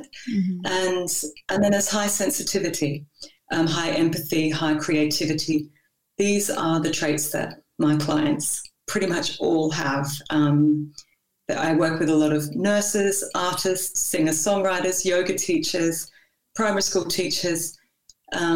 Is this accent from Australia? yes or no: yes; Australia; moved away as an adult; now in Copenhagen, Denmark; I'm Australian